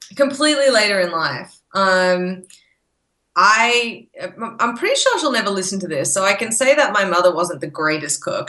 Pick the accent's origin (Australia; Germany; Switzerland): Australia; born or raised there; moved away as an adult; now in Texas, United States